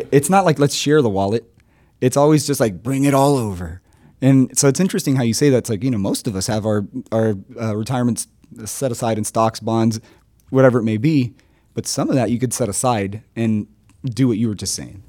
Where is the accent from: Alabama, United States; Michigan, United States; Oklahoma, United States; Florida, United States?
Florida, United States; Miami; I'm from Miami